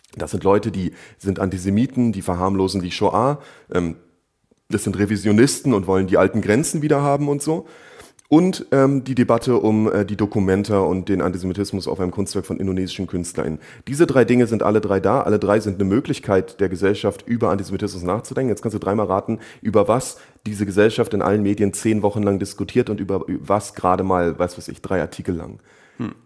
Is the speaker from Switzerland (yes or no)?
no; Germany; ich als migrantisierter Deutscher